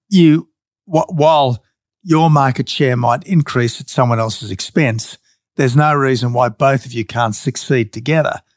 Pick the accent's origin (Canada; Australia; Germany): Australia; the Australian Prime Minister